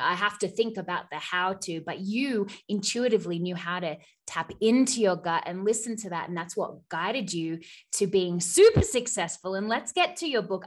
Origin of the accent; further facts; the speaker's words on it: Australia; accent: Australian; now in United States; I'm Australian, but I live in the U S